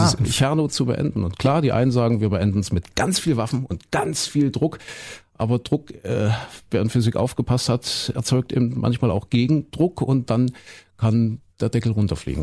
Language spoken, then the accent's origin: German; Köthen, Saxony-Anhalt, Germany; moved away; also born or lived in Leipzig; nach Köthen, wo ich herkomme, Sachsen.